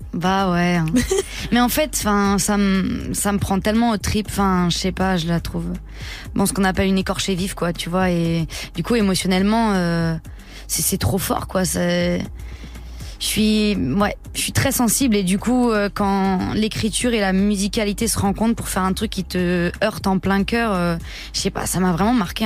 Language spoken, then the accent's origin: French; Le Mée-sur-Seine, Île-de-France, France; je viens du Mai-sur-Seine, dans le 77 en Seine-et-Marne